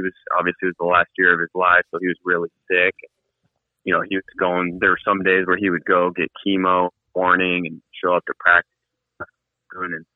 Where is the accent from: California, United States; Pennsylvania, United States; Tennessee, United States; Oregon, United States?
California, United States; San Diego; Yeah, actually, I grew up in San Diego.